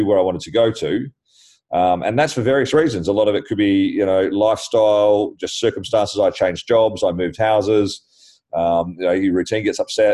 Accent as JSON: {"language": "English", "country": "Australia", "moved": "yes", "lives_now": "London, United Kingdom", "said": "being Australian"}